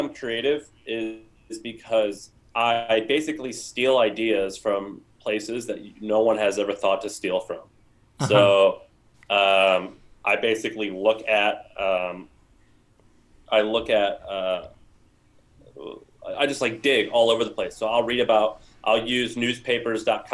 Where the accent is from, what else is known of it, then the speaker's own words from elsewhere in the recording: St. Louis, Missouri, United States; moved away as an adult; also born or lived in Nashville, Tennessee; I am from St. Louis, Missouri, went to college in Nashville, Tennessee